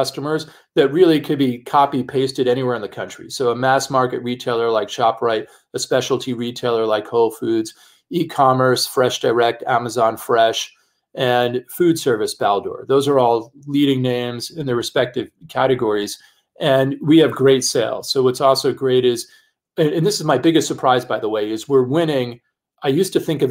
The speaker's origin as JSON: {"language": "English", "town": "New York City", "region": "New York", "country": "United States", "tie": "born or raised there", "said": "I'm a kid from the Bronx"}